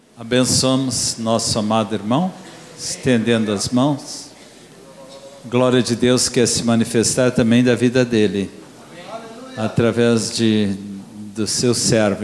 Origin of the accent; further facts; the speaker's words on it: Sweden; now in Brazil; Eu sou sueco